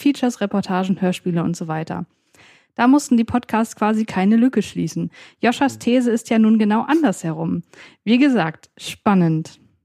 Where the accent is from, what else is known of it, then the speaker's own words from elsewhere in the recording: Saxony, Germany; bei uns in Sachsen